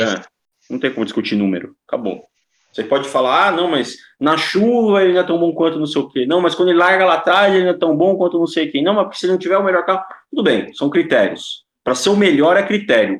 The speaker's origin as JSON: {"language": "Portuguese", "country": "Brazil", "said": "Sou brasileiro"}